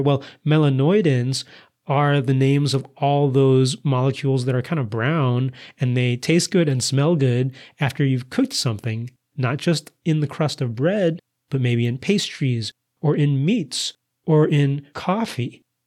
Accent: United States; accent: American English; my American English accent

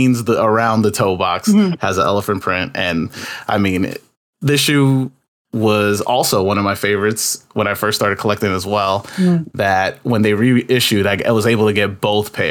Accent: New York, United States; I'm from New York

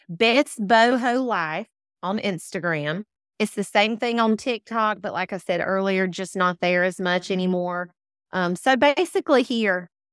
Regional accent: United States; accent: Southern; I grew up in the country, I grew up in Wilkes County

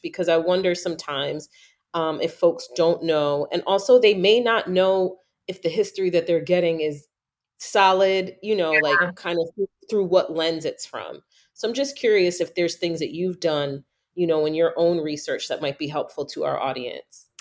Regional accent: New York, United States; moved away; growing up in New York, everybody thought my whole life I was Puerto Rican

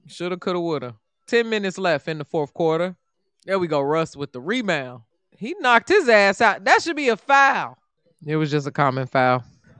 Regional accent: Indiana, United States; first of all, I'm from Indiana.

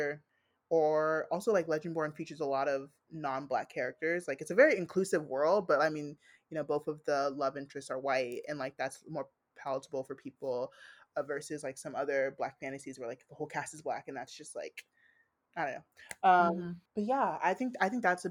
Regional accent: United States; I'm African American. Like, I'm Black American

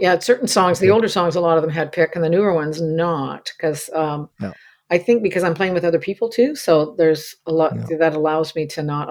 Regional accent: Canada; I'm a Canadian, and mm. I identify with Canada and the West and stuff in such a significant fashion

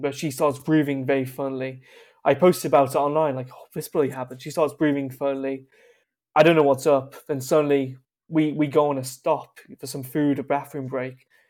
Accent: United Kingdom; a British person with a history of colonization

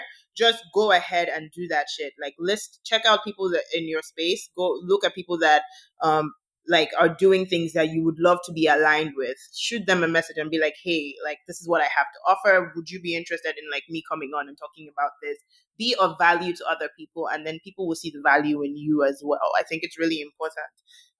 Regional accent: Nigeria; As a Black woman, I think there's nothing really like, as being a minority, period, there's nothing like being a majority in your own country.

